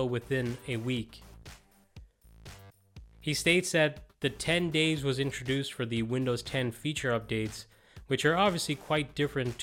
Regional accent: Ireland; As an Irish techie

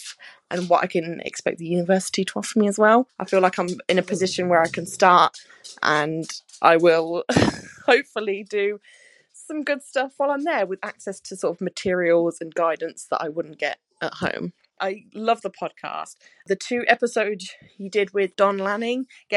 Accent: Northampton, East Midlands, United Kingdom; I'm from Northampton

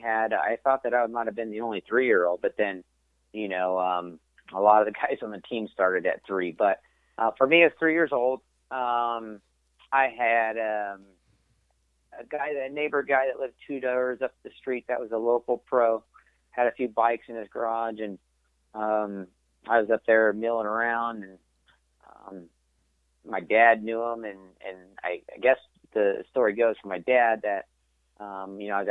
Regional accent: Ontario, California, United States; I grew up in Ontario, California, which is like IE now

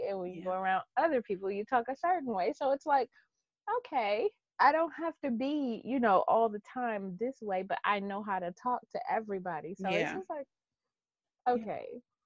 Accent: Detroit, Michigan, United States; born or raised there

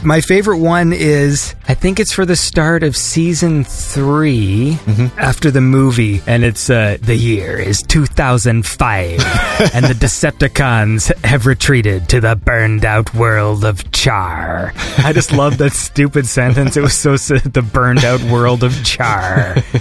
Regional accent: Canada; I'm Canadian

